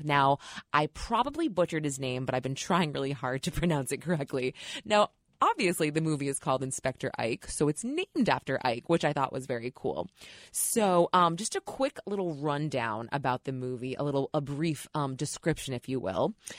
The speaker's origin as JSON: {"language": "English", "region": "New York", "country": "United States", "said": "I am a New Yorker"}